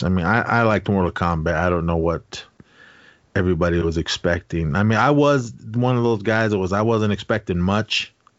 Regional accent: Bay Area, California, United States; my childhood, my teen years growing up in the Bay Area

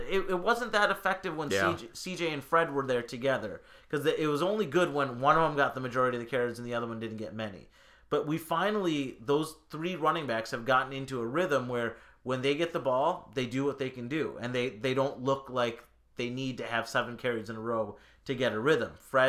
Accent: India; I mean, I'm Indian. Of course I'm going to love a damn IPA.

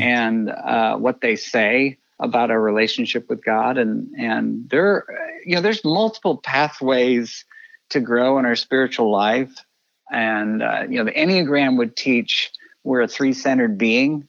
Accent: Kansas City, Missouri, United States; also born or lived in Texas / Colorado Springs; I grew up uh, in Kansas City. Uh, moved here a few months before I started kindergarten

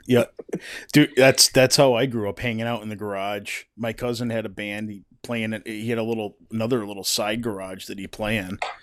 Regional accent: East Coast, United States; growing up on the East Coast

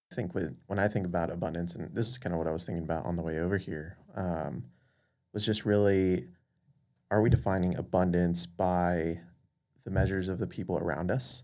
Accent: Las Vegas, Nevada, United States; moved away as an adult; also born or lived in Dallas; now in Houston, United States; originally born and raised in Las Vegas

